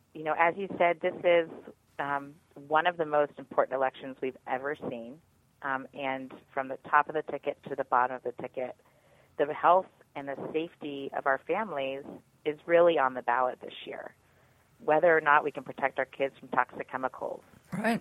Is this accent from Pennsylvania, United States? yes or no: yes; Pennsylvania, United States; my home state of Pennsylvania